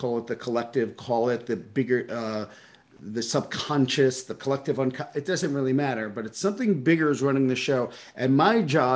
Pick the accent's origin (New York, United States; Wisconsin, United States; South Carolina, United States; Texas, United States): New York, United States; New York City; I grew up in Brooklyn